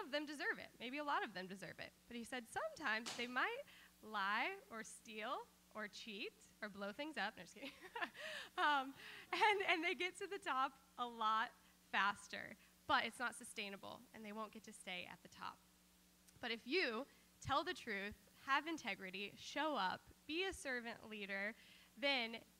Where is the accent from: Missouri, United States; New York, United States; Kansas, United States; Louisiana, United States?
Kansas, United States; growing up in Kansas